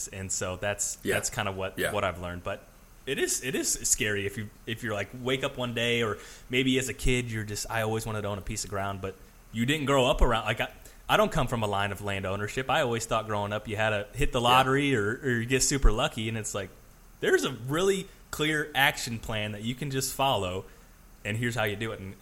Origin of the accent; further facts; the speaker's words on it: Peoria, Illinois, United States; also born or lived in Henry, Illinois; Born and raised in the Peoria area